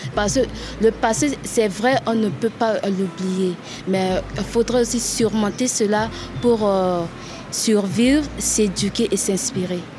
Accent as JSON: {"language": "French", "region": "Bangui", "country": "Central African Republic", "tie": "born or raised there", "said": "centrafricaine, moi, je suis née à Bangui, j'ai grandi à Bangui, dans la ville de Bangui"}